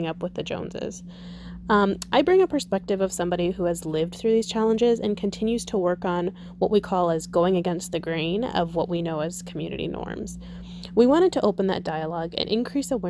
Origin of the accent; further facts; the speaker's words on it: Southern Ohio, United States; I was born and raised in Southern Ohio